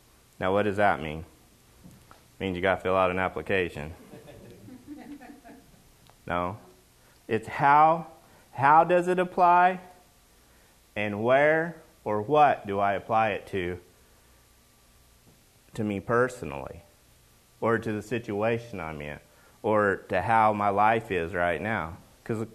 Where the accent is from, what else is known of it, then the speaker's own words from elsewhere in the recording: Oklahoma, United States; now in Washington, United States; I'm from Oklahoma